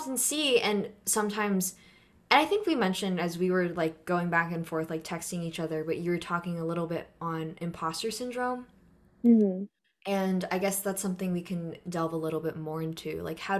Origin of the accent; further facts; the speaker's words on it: Philippines; well, I am Filipino and this is my experience, but how come?